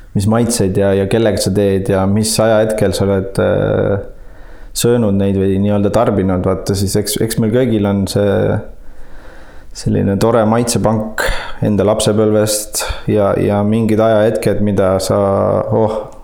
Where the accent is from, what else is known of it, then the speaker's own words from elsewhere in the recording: Saare County, Estonia; tõepoolest ma olen Saaremaalt pärit ja, ja selles mõttes oli väga tore ja õnnelik lapsepõlv